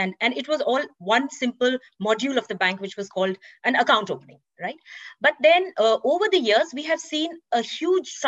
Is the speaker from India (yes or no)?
yes; India; moved away as an adult; also born or lived in New York / London / Singapore / Frankfurt; I was born and raised in India, and I started my career in India as well